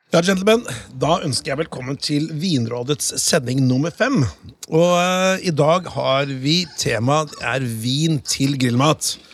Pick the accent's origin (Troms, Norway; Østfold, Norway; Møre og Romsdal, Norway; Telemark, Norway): Telemark, Norway; Notodden; jeg kommer fra Notodden